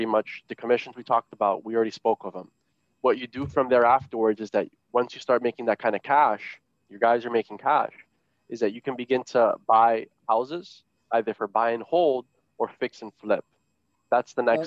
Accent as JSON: {"language": "English", "country": "United States", "tie": "born or raised there", "said": "I was born here, by the way, so I could be president, because I was born here. I'm American"}